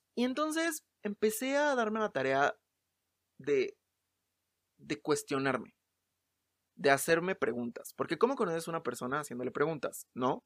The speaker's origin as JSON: {"language": "Spanish", "region": "Mexico City", "country": "Mexico", "said": "soy de la Ciudad de México"}